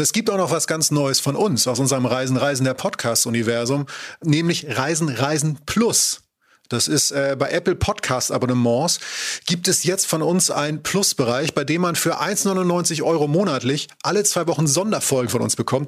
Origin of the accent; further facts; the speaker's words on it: Schleswig-Holstein, Germany; ich komme aus Schleswig-Holstein